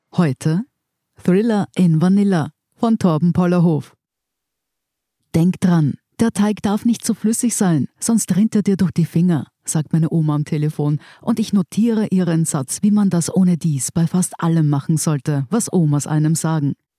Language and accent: German; Germany; now in Austria; als Deutscher